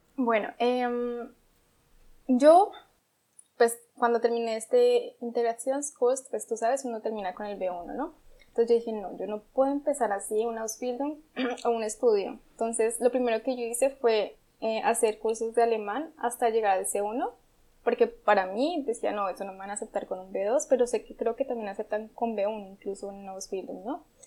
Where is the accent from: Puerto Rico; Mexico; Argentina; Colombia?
Colombia; Bogotá; moved away as an adult; also born or lived in Popayán, Cauca, Colombia; now in Germany; yo soy de Popayán, es una ciudad al sur de Colombia, pero desde los 8 años eh, vivo en Bogotá, o no, viví en Bogotá